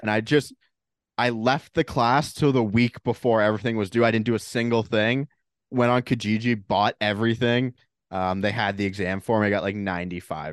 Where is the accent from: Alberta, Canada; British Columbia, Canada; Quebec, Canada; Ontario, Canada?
Ontario, Canada; Toronto; Canadian kid going to American school